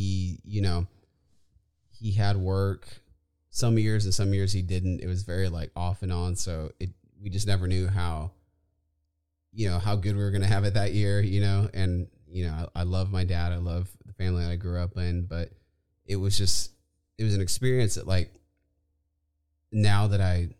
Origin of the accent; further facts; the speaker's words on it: Inez, Texas, United States; also born or lived in Austin, Texas / San Marcos, Texas; I grew up in a little town called Inez, Texas, just outside of Victoria.